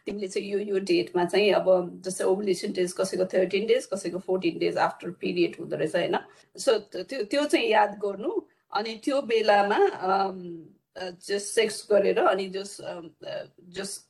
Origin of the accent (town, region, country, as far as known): Nepal; born or raised there; moved away as an adult; now in Australia